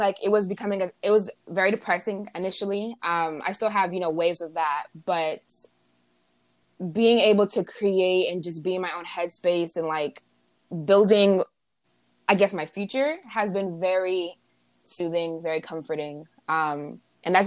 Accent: United States; being an American

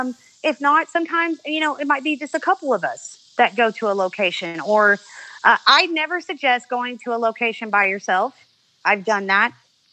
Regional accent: Beebe, Arkansas, United States; I am from Arkansas.

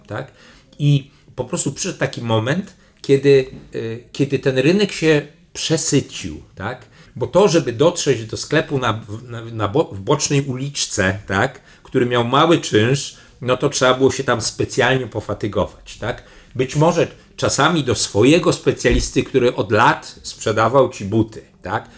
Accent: Poland; jestem z Polski, tu nowy dyrektor generalny

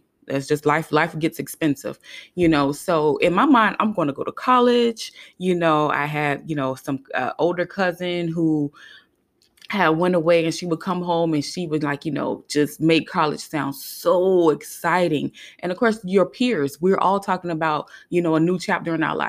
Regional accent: Hollywood, Florida, United States; you know, I lived in South Florida. I grew up in Hollywood, Florida.

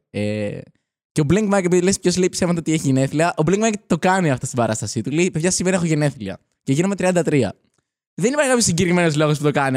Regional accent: Athens, Attica, Greece; Μεγάλωσα στην Αθήνα. Ωραία. Γεννήθηκα εδώ πέρα.

